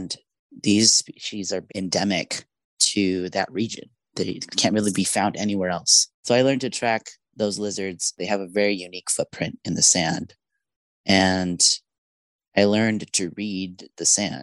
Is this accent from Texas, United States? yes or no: no; Yuma, Arizona, United States; also born or lived in Mexico; Yuma is my hometown, and we arrived there when I was about 2 years old as immigrants from Mexico